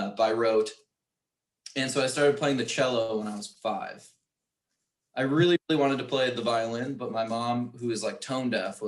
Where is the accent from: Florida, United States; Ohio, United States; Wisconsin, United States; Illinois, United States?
Wisconsin, United States; New Berlin; I grew up in New Berlin.